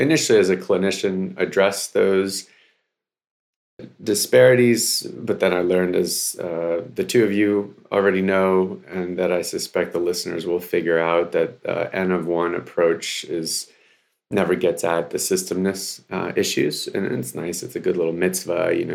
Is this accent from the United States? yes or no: yes; Baltimore, Maryland, United States; also born or lived in Odesa, Ukraine; Came over in 89 when I was 5 years old. We came from Odessa, Ukraine, and landed in Baltimore. As you mentioned, West Baltimore.